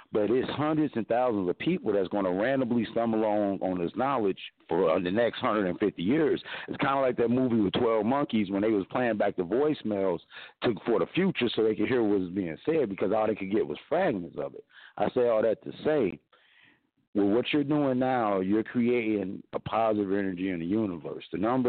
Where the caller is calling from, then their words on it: Mesa, Arizona, United States; Well, I'm calling from sunny Mesa, Arizona. It's about 98 degrees. It's really bright and sunny.